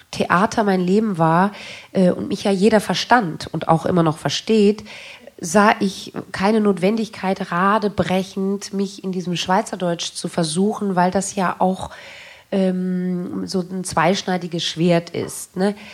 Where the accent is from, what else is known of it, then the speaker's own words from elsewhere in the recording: Germany; dass ich damit aufgewachsen bin in Deutschland